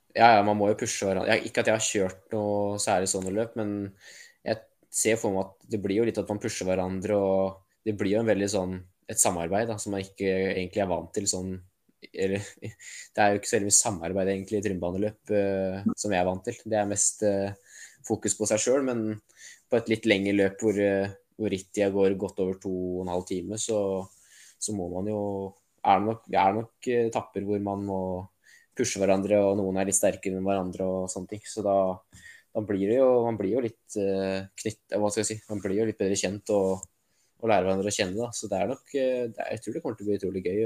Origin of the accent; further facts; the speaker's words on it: Norway; profesjonell terrengsyklist som nordmann